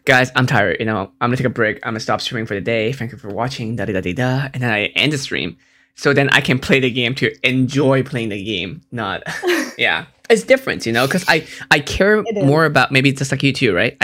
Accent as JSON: {"language": "English", "country": "Hong Kong", "also_born_or_lived": "United States", "moved": "yes", "said": "I'm from Hong Kong"}